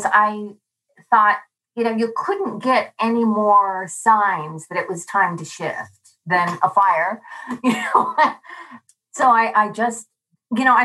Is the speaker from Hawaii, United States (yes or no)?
yes; Hawaii, United States; I'm from Hawaii